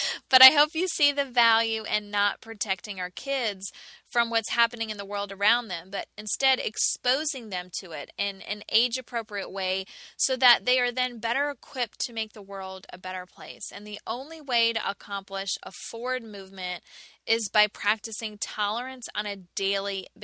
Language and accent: English; United States